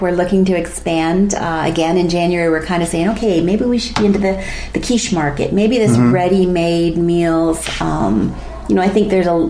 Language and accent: English; Bradford, Ontario, Canada; and I come from Bradford.